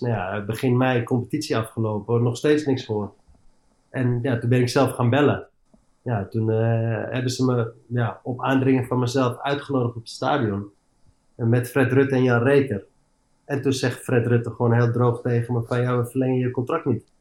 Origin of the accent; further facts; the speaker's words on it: Amsterdam, North Holland, Netherlands; moved away as an adult; also born or lived in Eindhoven / England; ik ben opgegroeid in Amsterdam, als Amst ik ben Amsterdamse jongens